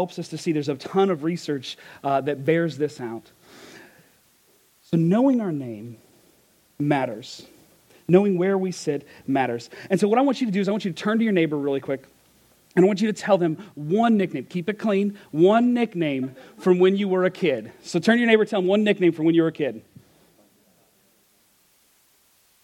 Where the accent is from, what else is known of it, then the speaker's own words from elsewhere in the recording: Kentucky, United States; I'm from Kentucky, and we didn't learn phonics growing up